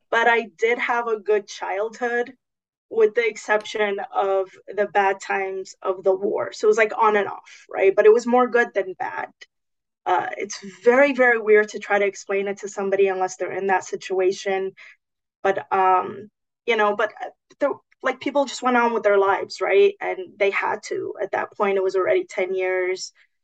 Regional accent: Los Angeles, California, United States; also born or lived in Lebanon; growing up in Los Angeles, growing up with such diversity.

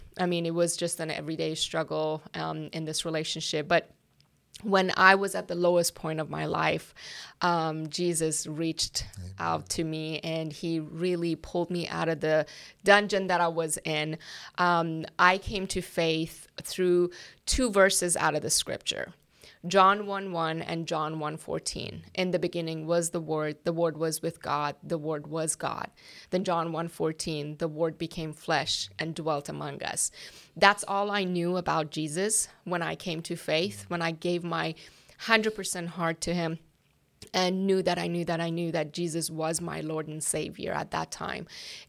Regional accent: Iran; English is a second language; moved away as an adult; now in United States; Yes, and I was born and raised in Iran.

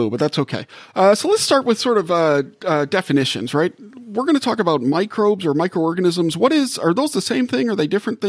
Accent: Louisiana, United States; I'm from Louisiana

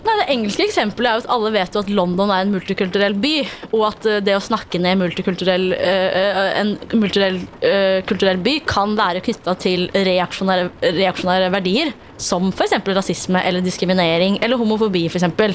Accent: Oslo, Norway; jeg er fra Oslo, og alltid er vant til at folk lever helt forskjellig

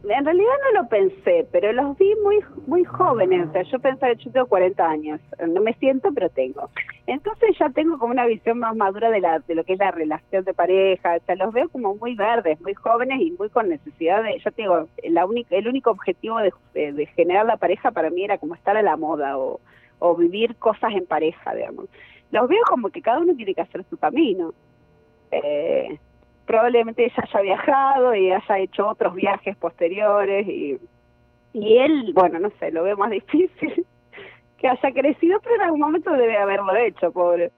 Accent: Rosario, Santa Fe, Argentina; soy rosarina

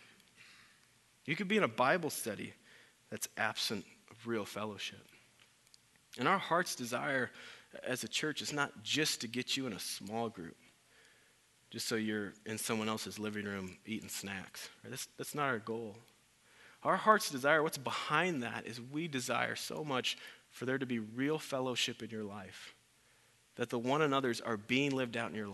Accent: Iowa, United States; I'm from Iowa

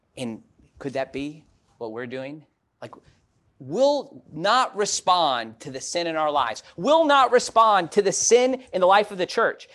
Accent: Chicago, Illinois, United States; moved away; growing up in Chicago

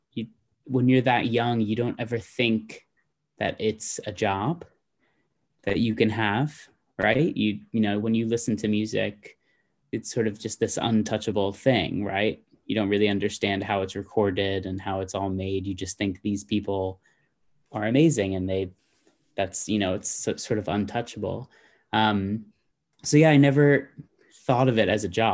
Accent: Baldwin, New York, United States; I was born in Baldwin, New York on Long Island

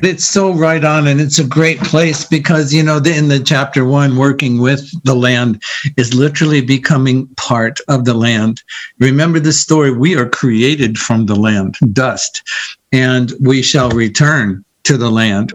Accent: Iowa, United States; moved away as an adult; also born or lived in San Diego; I'm from Iowa and I'm going to go to college in San Diego

